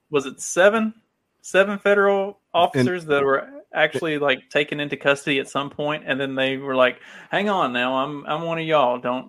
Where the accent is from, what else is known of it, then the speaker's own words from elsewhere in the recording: Kentucky, United States; moved away; I'm from Kentucky originally, if you can't tell by my accent.